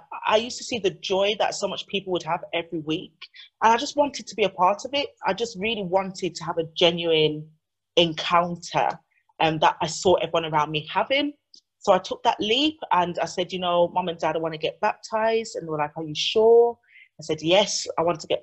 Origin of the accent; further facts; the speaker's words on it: United Kingdom; also born or lived in Jamaica (ancestry) / Chicago, United States; My parents were born here and I'm a third generation descendant from that beautiful island. So that's what I identify as. I'm British Caribbean.